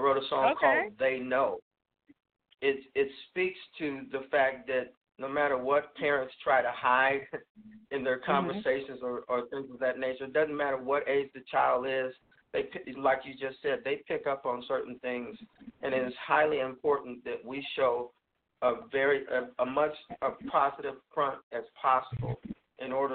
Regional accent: San Diego, California, United States; moved away; I'm originally from San Diego, California

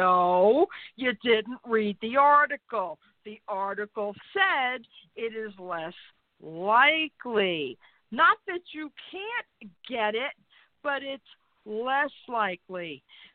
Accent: New York, United States; moved away; I love New York. I still identify as a New Yorker

